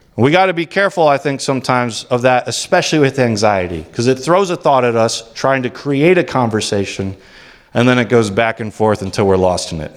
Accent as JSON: {"language": "English", "country": "United States", "said": "as American Christians"}